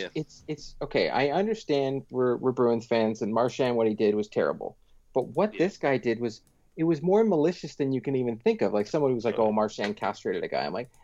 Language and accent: English; Pickering, Ontario, Canada; Yeah, I grew up in Pickering.